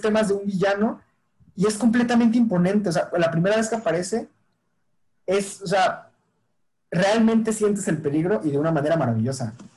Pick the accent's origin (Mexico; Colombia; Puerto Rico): Mexico